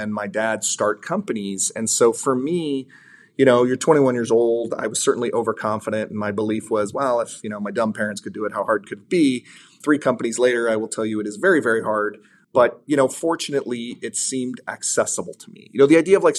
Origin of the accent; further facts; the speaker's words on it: San Diego, California, United States; be based in San Diego, where I was born